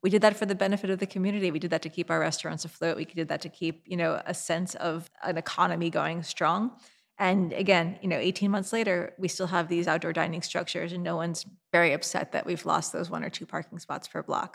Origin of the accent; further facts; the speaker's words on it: New York City, New York, United States; my hometown of New York City